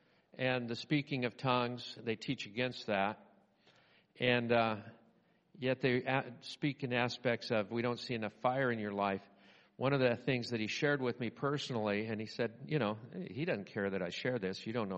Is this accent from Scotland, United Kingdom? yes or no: yes; Scotland, United Kingdom; I love emotions. I don't show them. I'm Scottish.